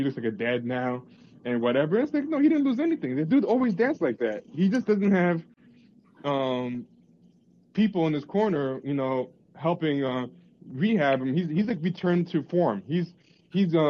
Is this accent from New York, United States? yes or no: yes; New York City, New York, United States; I'm from Queens. We don't have that there.